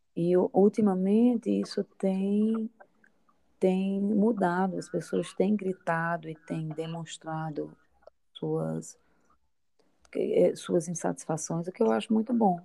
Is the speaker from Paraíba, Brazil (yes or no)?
yes; Paraíba, Brazil; moved away as an adult; now in Brasília, Brazil; sou paraibana, nordestina